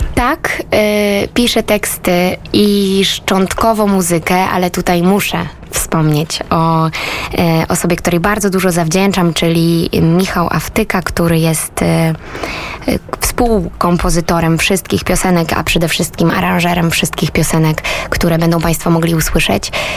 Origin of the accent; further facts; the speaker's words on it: Rożnów, Lesser Poland, Poland; also born or lived in Nowy Sącz; Urodziłam się w Małopolsce, y, w małej miejscowości Rożnów nad Jeziorem Rożnowskim.